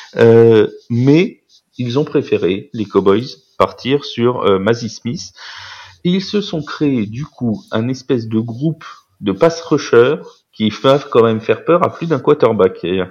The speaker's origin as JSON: {"language": "French", "country": "France", "said": "en tant que Français"}